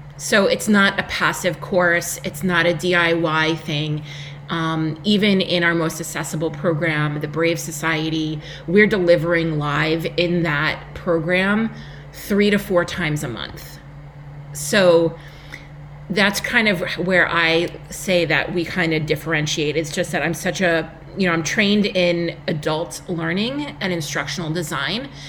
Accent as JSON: {"language": "English", "area": "Long Island", "region": "New York", "country": "United States", "accent": "New York", "said": "if you cannot tell by my accent, I am a New Yorker from Long Island, New York"}